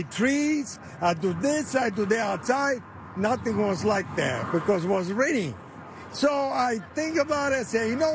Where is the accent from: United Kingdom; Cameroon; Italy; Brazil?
Italy; now in St. Louis, United States; I'm from Italy